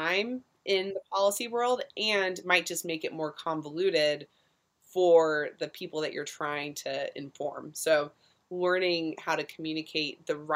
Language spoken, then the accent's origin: English; Orange County, California, United States; moved away as an adult; I was also coming from Orange County, California, kind of looking to burst out of the orange curtain, as they call it sometimes, in this bubble world